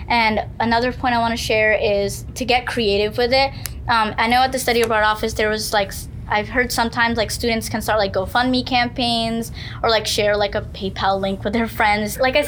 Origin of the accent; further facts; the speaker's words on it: United States; I identify like Muslim American woman, and when I was in Korea, my religion isn't painted on my face. So what people see me as is, oh, you're an American.